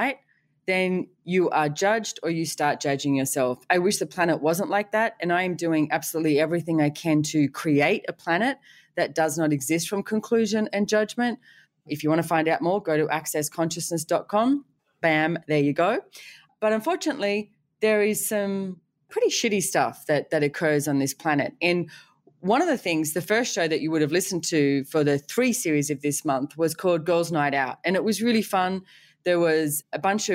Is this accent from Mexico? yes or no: no; Australia; being Australian